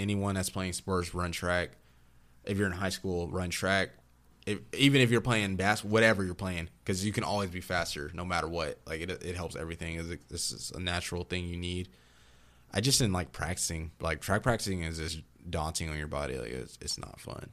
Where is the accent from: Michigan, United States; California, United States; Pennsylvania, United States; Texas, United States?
Texas, United States; Austin; also born or lived in Virginia Beach, Virginia / Durango; I was born in Virginia Beach, Virginia, but I'm from Austin, Texas